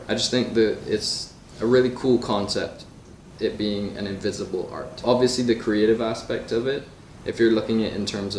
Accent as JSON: {"language": "English", "country": "Barbados", "tie": "born or raised there", "said": "I come from Barbados, and growing up there, it was, you can be a doctor, lawyer, businessman, just like whatever is traditional."}